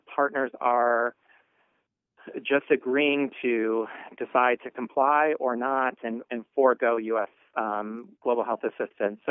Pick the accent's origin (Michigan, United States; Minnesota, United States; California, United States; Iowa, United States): Minnesota, United States; rural; I grew up in rural Minnesota